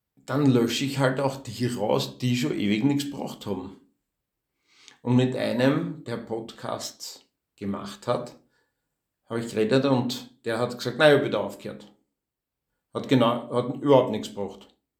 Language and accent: German; Austria; accent: geschert (rural Austrian dialect); also born or lived in Vienna; Ich war in einer Hauptschule, in einer Klosterhauptschule in Wien. Also zwei, dreimal im Jahr habe ich eine Strafe geschrieben, weil ich geschert geredet habe